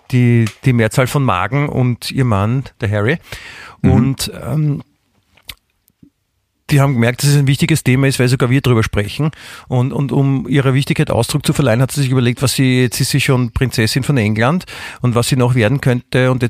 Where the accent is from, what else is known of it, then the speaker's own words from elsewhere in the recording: Germany; Ich bin ja auch Deutscher.